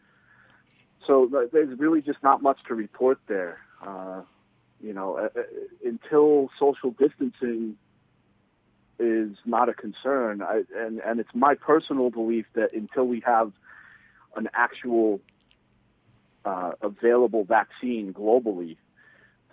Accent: United States; as an American

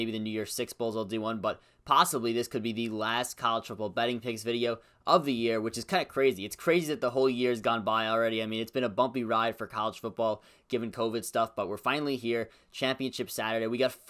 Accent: New York, United States; I am from New York

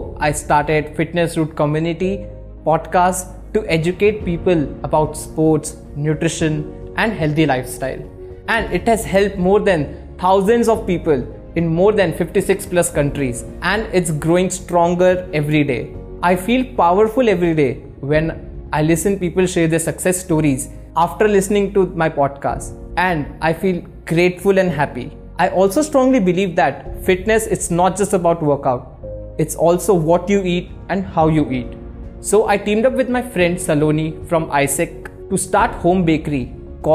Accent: Jaipur, Rajasthan, India; moved away as an adult; now in Mumbai, India; I grew up in Jaipur, India, living a very active life.

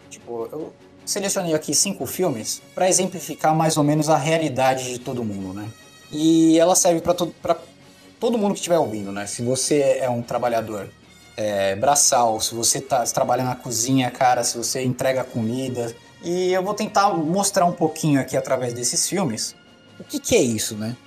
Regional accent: São Paulo, Brazil; Tabuão aqui de São Paulo, divisa com Taboão da Serra

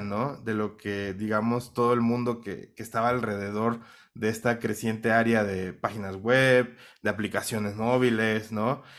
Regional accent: Minatitlán, Veracruz, Mexico; accent: Mexican; now in Bogotá, Colombia; nacido en México, soy de Minatitlán, Veracruz, una ciudad pues relativamente pequeña

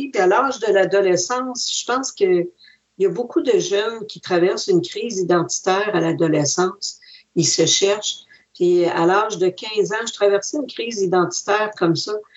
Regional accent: Wendake, Quebec, Canada; also born or lived in Montreal; je suis pas née à Wendake, je suis née à Montréal.

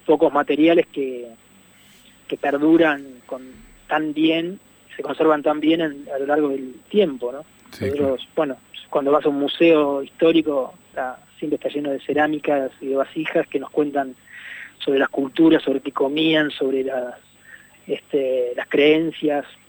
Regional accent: Puerto Madryn, Chubut, Argentina; yo soy de Puerto Madryn

